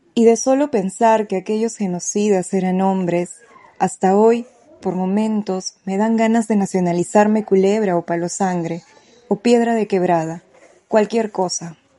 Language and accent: Spanish; Awajún and Wampis people, Amazonas, Peru; moved away; nosotros como pueblo abajuno vampis